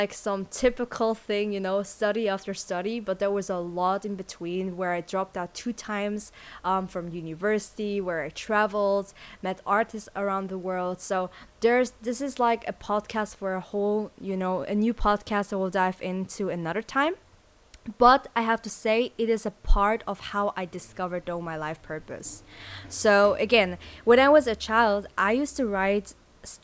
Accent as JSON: {"language": "English", "country": "Switzerland", "tie": "born or raised there", "also_born_or_lived": "South Korea / Sydney, Australia", "said": "I moved to Switzerland, and that's where I grew up. I went there to school"}